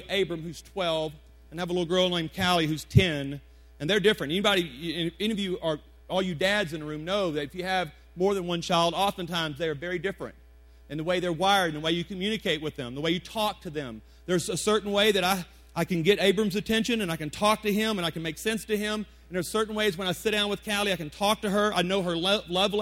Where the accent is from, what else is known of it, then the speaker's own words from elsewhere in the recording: Deep South, United States; now in Colorado Springs, United States; I'm from the Deep South